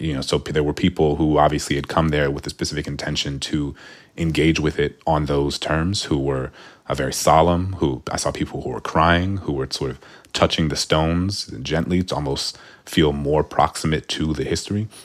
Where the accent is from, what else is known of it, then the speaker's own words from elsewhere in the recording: New Orleans, Louisiana, United States; I was from New Orleans